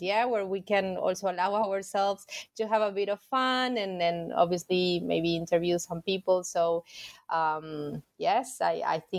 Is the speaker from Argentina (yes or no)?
yes; Argentina; I'm from Argentina and I'm currently based in Buenos Aires.